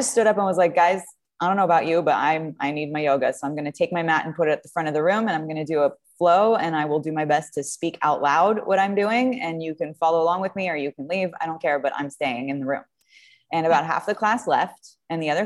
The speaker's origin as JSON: {"language": "English", "country": "France", "moved": "as an adult", "lives_now": "United States", "said": "I'm from France originally. And I came to the U.S. when I was 21 years old"}